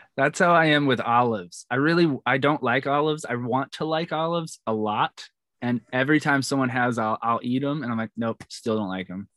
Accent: New York, United States; I'm from New York

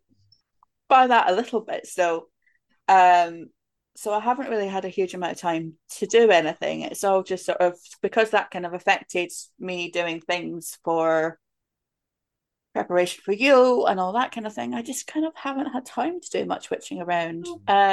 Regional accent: Scotland, United Kingdom; the village I grew up in Scotland

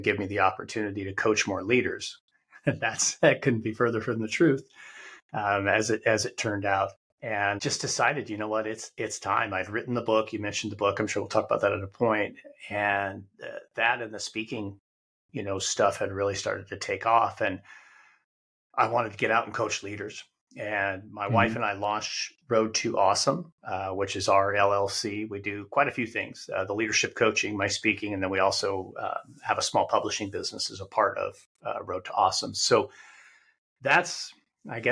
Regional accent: Wyoming, United States; moved away as an adult; After 11 years as a classroom teacher, I returned to my home state of Wyoming.

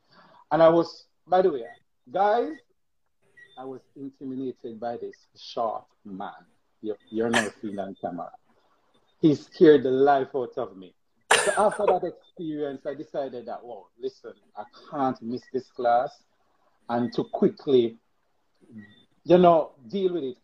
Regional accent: Westmoreland, Jamaica; I'm from Westmoreland, rural Westmoreland, poor Westmoreland.

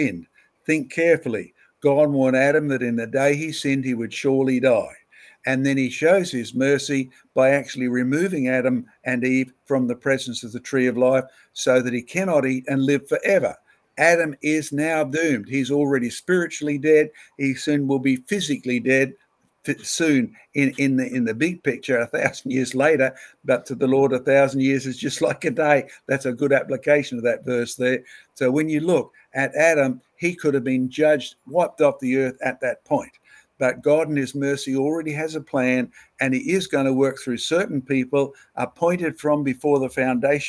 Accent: Australia; as an Australian

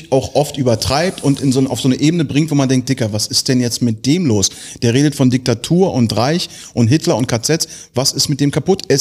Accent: Tel Aviv, Tel Aviv District, Israel; born there; ich bin in Tel Aviv geboren, ich darf das.

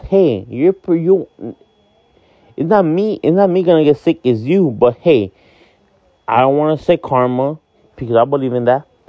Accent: Miami, Florida, United States; also born or lived in Hialeah, Florida; I am from Miami, Florida, but I live in the city of Hialeah

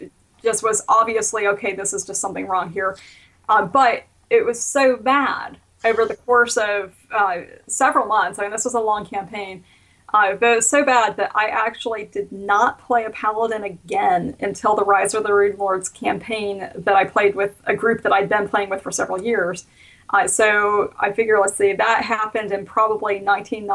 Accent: the South, United States; I grew up in the South

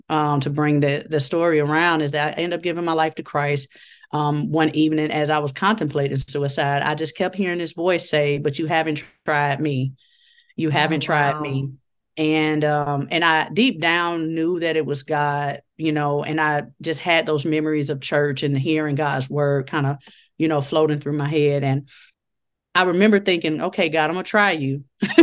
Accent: Chicago, Illinois, United States; So I was born and raised in Chicago, Illinois, and the west side of Chicago, you know, rough neighborhood.

